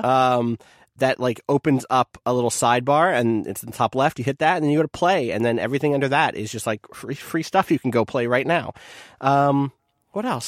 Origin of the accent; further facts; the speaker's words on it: New Jersey, United States; I was from South Jersey, which meant I was a Philly fan